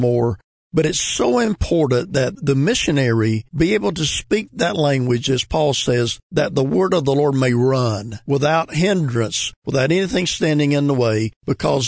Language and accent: English; United States; the English we speak in America